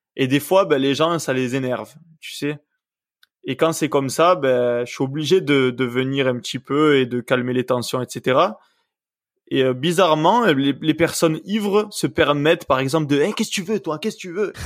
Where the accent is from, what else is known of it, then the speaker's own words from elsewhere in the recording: Septèmes-les-Vallons, Provence-Alpes-Côte d'Azur, France; also born or lived in Puyricard; je suis né à Puricard et j'ai vécu toute ma vie à Septem